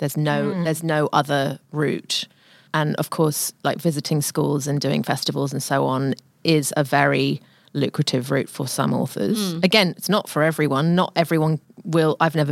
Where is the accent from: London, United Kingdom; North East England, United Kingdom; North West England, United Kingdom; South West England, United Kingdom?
London, United Kingdom; accent: British; moved away as an adult; also born or lived in Victoria, Australia; now in Australia; I grew up in London, a totally different kind of system and at a totally different time.